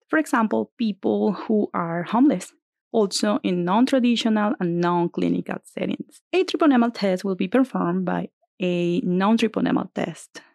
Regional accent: Venezuela; moved away as an adult; now in Bakersfield, United States; I grew up in Venezuela, and I did med school in my country

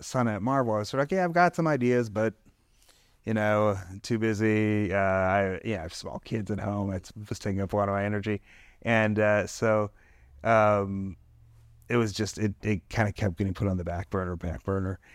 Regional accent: Detroit, Michigan, United States; I'm from Detroit

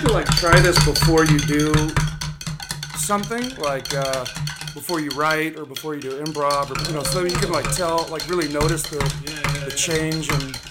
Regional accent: Reno, Nevada, United States; Yeah, well, I'm from Reno

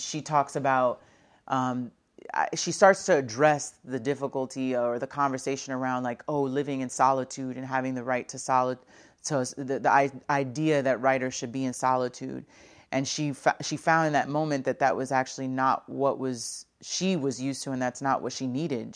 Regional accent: Brooklyn, New York, United States; I'm originally from Brooklyn, New York

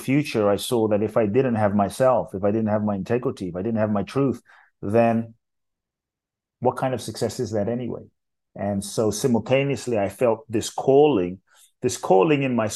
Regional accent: London, United Kingdom; born or raised there; also born or lived in Ghana / Mexico; now in United States

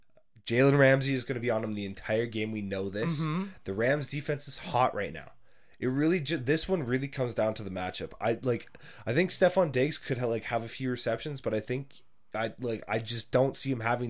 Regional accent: Calgary, Alberta, Canada; I'm from Calgary.

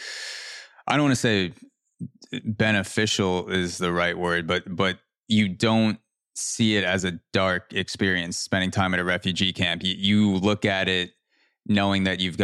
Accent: Long Island, New York, United States; I was born in New York

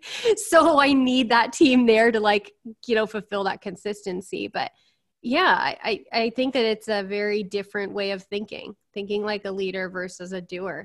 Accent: California, United States; I'm from California

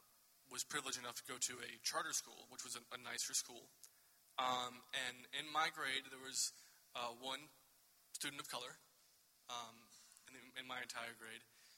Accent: Fort Walton Beach, Florida, United States; also born or lived in North Alabama; when I was 6, moved to the Panhandle, Florida, Fort Walton Beach area. And mainly grew up there, which is still a very southern part of Florida. They call it Lower Alabama.

